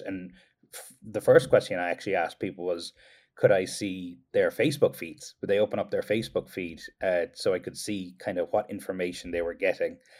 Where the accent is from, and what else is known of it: Kerry, Munster, Ireland; now in United States